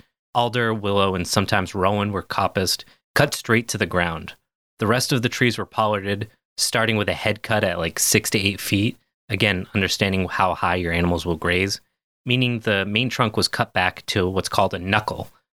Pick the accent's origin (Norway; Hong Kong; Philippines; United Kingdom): United Kingdom; I mean, that probably makes sense, but cont feels like British. I'm very British.